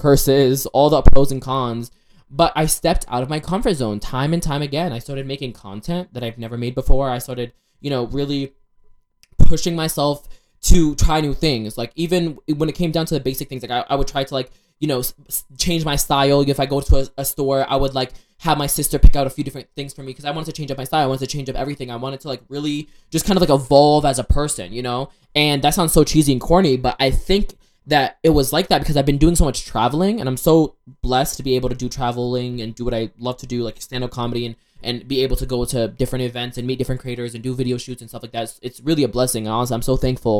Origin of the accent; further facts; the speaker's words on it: Ohio, United States; I was born in Ohio